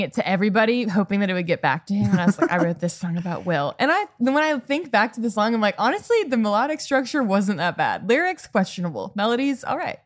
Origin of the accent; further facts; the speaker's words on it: Chicago, Illinois, United States; moved away as an adult; also born or lived in Boston; I'm from born and raised in the Chicago suburbs